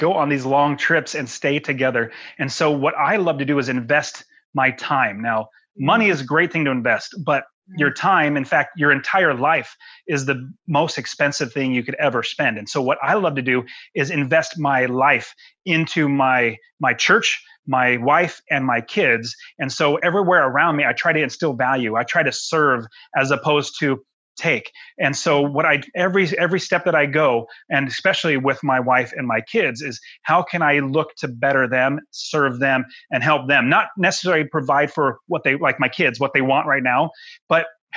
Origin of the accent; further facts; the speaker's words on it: United States; I love being an American